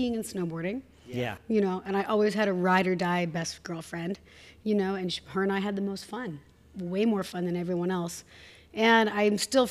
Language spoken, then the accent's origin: English; Hood River, school at Bellarmine Prep, Pacific Northwest, United States; also born or lived in Tacoma, Washington; They raised me in Hood River, windsurfing, kite surfing, every single weekend